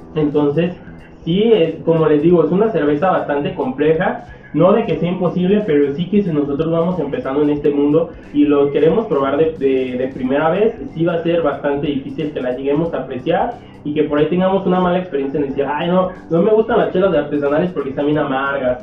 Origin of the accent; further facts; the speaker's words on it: Mexico; como mexicano